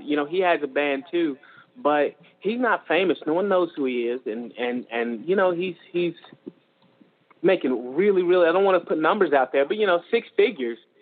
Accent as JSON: {"language": "English", "region": "Georgia", "country": "United States", "moved": "yes", "said": "I'm from Georgia"}